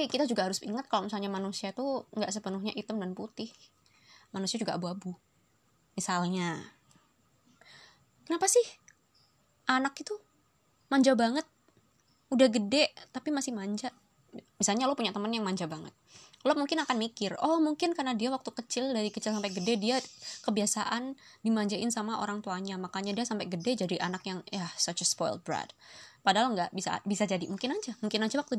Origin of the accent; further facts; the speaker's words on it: Surabaya, East Java, Indonesia; accent: medok; now in Depok, Indonesia; aku pas mulai ndek Surabaya kayak suwe jadi lek misalnya ngomong gue lo aku rada medok-medok iya sepurane yo rek aku wes suwe kak tinggal dek Depok